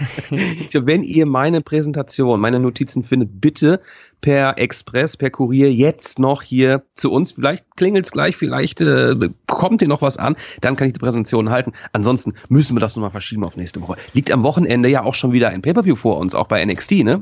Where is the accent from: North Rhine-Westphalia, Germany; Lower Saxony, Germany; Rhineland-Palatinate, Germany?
North Rhine-Westphalia, Germany; born or raised there; now in Hamburg, Germany